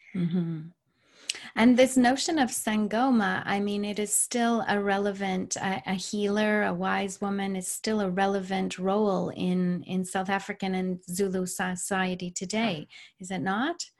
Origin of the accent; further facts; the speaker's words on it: Canada; I'm Canadian.